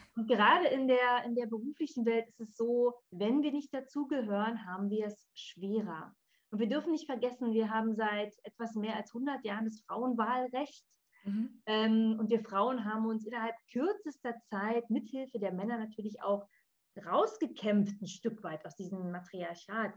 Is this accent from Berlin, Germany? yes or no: yes; Berlin, Germany; ich komme aus Berlin.